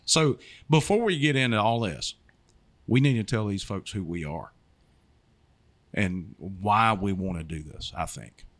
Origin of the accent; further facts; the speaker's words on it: Georgia, United States; now in Florida, United States; I grew up in Georgia